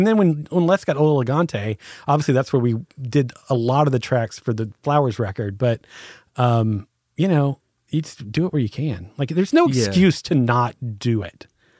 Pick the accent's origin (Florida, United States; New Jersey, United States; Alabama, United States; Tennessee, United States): Alabama, United States; Birmingham; also born or lived in Los Angeles; I grew up in Whitelam on the west side of town.